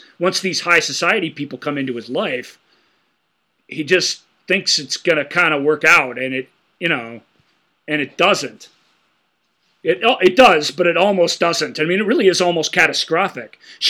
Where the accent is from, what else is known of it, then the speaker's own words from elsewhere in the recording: Canada; As a Canadian, English people can move to Canada and just say, I'm Canadian now.